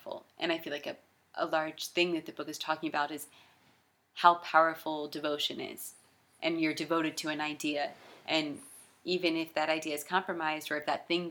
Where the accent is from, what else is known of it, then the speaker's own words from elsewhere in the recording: Jacksonville, Florida, United States; In Jacksonville! I'm from Jacksonville